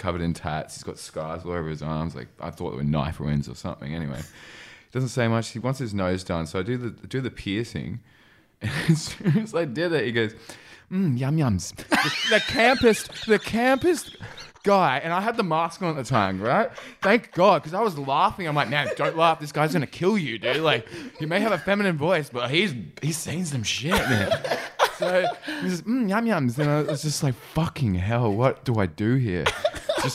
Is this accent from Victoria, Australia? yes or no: no; Sydney, New South Wales, Australia; now in Melbourne, Australia; I'm from Sydney